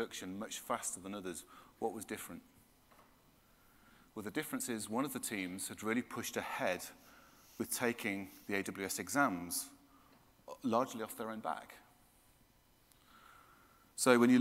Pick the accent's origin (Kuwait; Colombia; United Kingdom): United Kingdom; I'm British